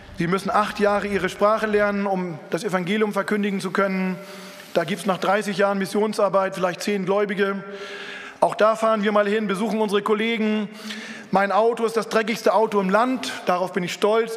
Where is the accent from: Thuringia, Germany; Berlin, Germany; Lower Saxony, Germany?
Lower Saxony, Germany; Lüneburg Heath; in Norddeutschland, wo ich herkomme, zwischen Hamburg, Bremen und Hannover, da ist die Lüneburger Heide